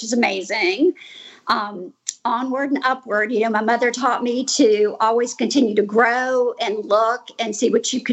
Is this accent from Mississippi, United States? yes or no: yes; Pascagoula, Mississippi, United States; It will always be my hometown